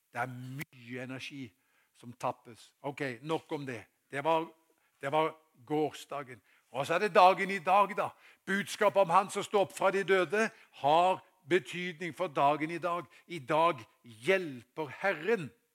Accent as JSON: {"language": "Norwegian", "town": "Haugesund", "region": "Rogaland", "country": "Norway", "tie": "born or raised there", "moved": "yes", "said": "da jeg var guttunge, tilbake til den tida jeg var i, eh, hjemme i Haugesund."}